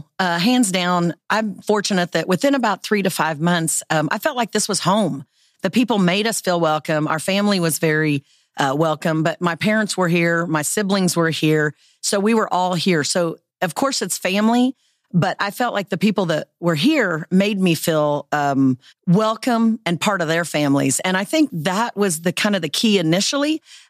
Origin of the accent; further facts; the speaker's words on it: Dodge City, Kansas, United States; I am originally from Dodge City, Kansas, and I was fortunate to live in a town that was tourism.